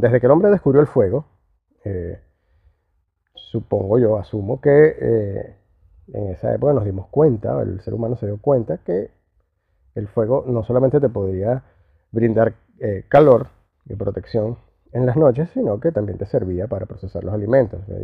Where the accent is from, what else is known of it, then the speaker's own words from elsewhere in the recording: Venezuela; now in Southern Cone; Yo que soy venezolano, que venimos del Caribe